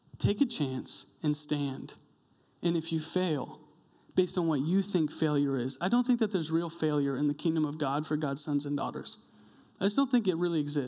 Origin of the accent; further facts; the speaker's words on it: Coeur d'Alene, Idaho, United States; I'm from Coeur d'Alene